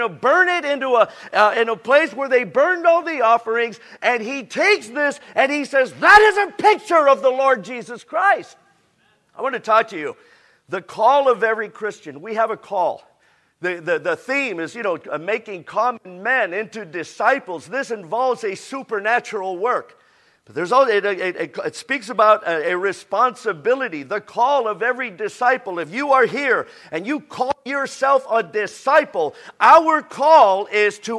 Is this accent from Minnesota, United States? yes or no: no; San Diego, California, United States; I'm from San Diego